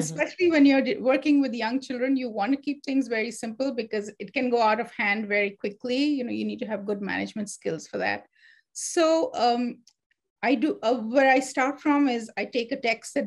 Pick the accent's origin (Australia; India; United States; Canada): India; moved away; when I was growing up, I grew up in India